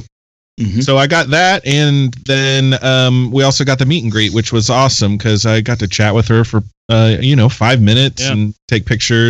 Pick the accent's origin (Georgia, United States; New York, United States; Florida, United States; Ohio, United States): Ohio, United States; Cincinnati; I'm from Cincinnati.